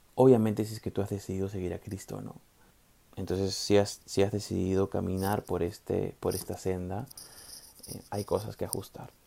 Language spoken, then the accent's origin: Spanish; Peru; los peruanos somos más peruanos